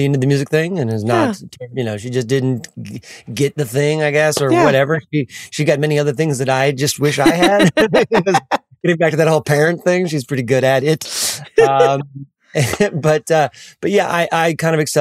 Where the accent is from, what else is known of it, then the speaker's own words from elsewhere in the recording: Pontiac, Michigan, United States; now in Nashville, United States; I was born in Pontiac, Michigan, outskirts of Detroit